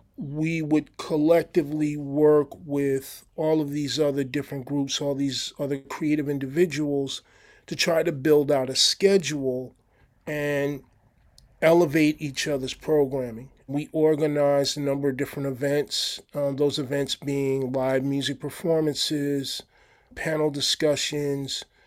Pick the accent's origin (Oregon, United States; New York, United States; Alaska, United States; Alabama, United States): New York, United States; moved away as an adult; now in Santa Barbara, United States; I'm from New York originally